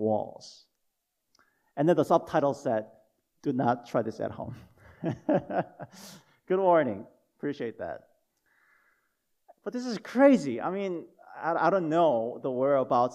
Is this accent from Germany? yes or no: no; South Korea; moved away; When I was growing up in Korea, when I was little